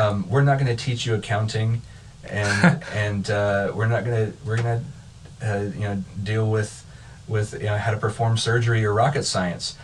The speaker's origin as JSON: {"language": "English", "region": "Kansas", "country": "United States", "tie": "born or raised there", "also_born_or_lived": "Missouri / Illinois", "moved": "as an adult", "said": "I grew up in Kansas, uh, was in grad school, went to college in Missouri, was in grad school in Illinois"}